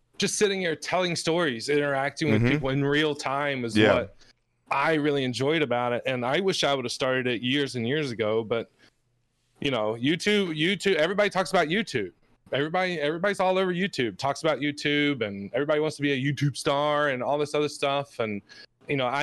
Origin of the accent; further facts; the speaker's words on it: Virginia, United States; moved away; also born or lived in Alabama; I grew up in the state of Virginia